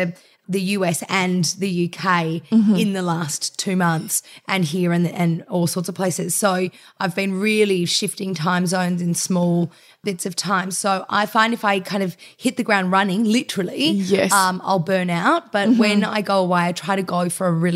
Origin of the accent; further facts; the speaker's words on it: Melbourne, Victoria, Australia; I grew up in Bayside in Melbourne